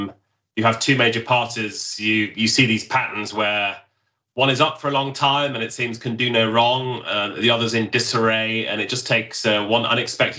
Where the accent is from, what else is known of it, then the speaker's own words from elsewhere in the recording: United Kingdom; accent: British; now in Washington, United States; as I would pronounce it in my British accent